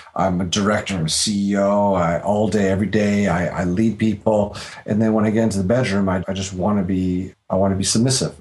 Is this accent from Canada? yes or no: yes; Canada; I'm Canadian. I live in Canada